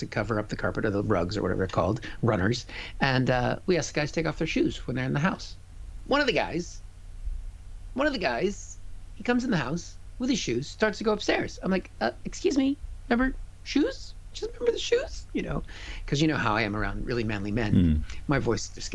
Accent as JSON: {"language": "English", "town": "Seattle", "region": "Washington", "country": "United States", "moved": "as an adult", "lives_now": "United Kingdom", "said": "I'm from Seattle"}